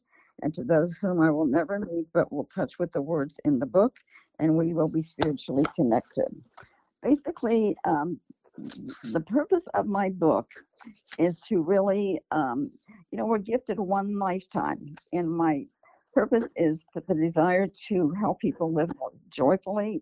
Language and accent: English; Columbus, Ohio, United States; now in California, United States; I grew up in Columbus, Ohio, and my parents fled Nazi Germany